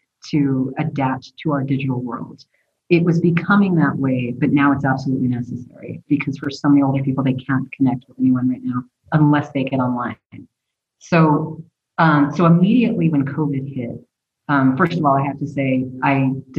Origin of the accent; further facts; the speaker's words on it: Belen, New Mexico, United States; moved away as an adult; also born or lived in Los Angeles; now in Albuquerque, United States; I was born and raised in Belen, New Mexico